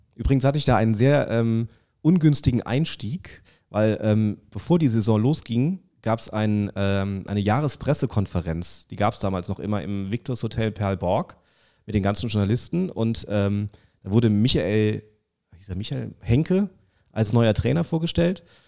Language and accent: German; Saarland, Germany; moved away as an adult; also born or lived in Hesse; now in Frankfurt, Germany; als Saarländer